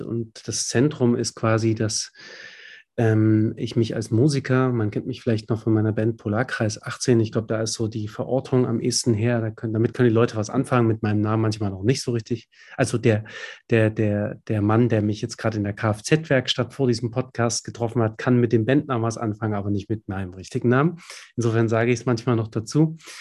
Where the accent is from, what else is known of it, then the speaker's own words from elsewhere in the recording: Dresden, Saxony, Germany; aus meinem Kiez, wo ich groß geworden bin in Dresden